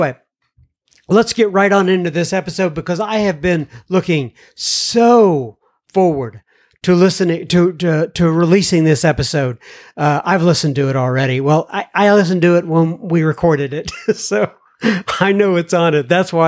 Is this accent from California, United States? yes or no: no; Dallas, Texas, United States; You know, I grew up in Oak Cliff.